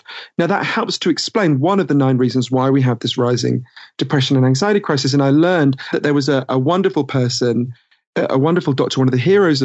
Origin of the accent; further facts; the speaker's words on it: United Kingdom; accent: Downton Abbey voice; moved away as an adult; also born or lived in United States; I'm British and I spent a lot of my time in the US.